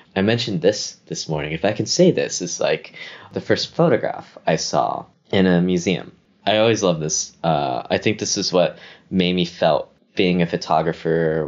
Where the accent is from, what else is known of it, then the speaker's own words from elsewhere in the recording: Memphis, Tennessee, United States; moved away as an adult; now in New York, United States; I grew up in Whitehaven, uh, where great El- uh where Graceland is Elvis's home.